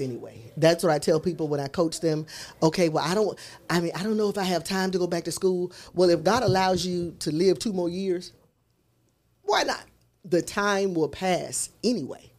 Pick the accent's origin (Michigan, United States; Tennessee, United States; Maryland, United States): Tennessee, United States; Memphis; growing up in South Memphis